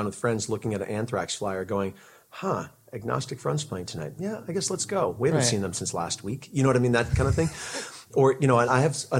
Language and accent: English; Connecticut, United States; moved away as an adult; now in Seattle, United States; I grew up in Connecticut on the East Coast